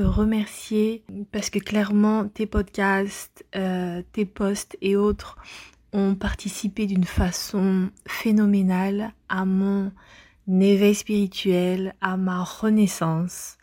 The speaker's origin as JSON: {"language": "French", "country": "France", "moved": "yes", "lives_now": "Montreal, Canada", "said": "je te suis depuis Montréal, de base je suis française. Et là je suis au Canada."}